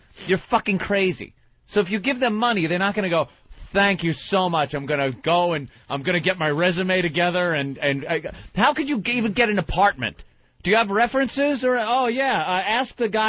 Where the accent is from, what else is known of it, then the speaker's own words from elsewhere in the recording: Massachusetts, United States; I'm a white guy from Massachusetts